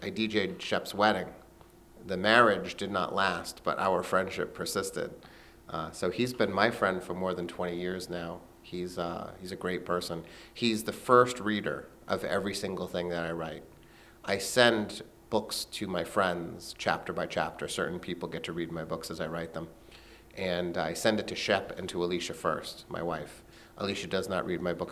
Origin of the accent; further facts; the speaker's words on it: Blackstone, Massachusetts, United States; now in West Hartford, United States; my hometown, Blackstone, Massachusetts